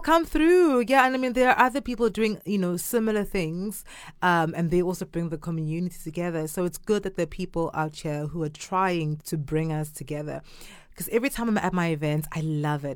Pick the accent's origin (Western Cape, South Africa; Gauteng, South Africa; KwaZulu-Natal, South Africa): KwaZulu-Natal, South Africa; Durban; first language Zulu; English is a second language; now in China; I'm from South Africa, grew up in a city called Durban